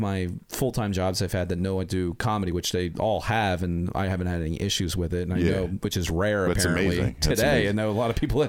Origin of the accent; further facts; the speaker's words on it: Edgewater Park, New Jersey, United States; So I grew up in Edgewater Park. It's in Burlington County. It's right across the river.